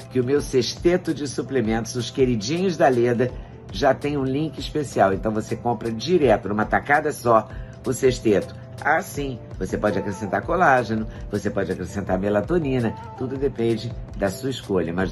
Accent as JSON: {"language": "Portuguese", "town": "Juiz de Fora", "region": "Minas Gerais", "country": "Brazil", "said": "Somos todos três juiz foranos na área."}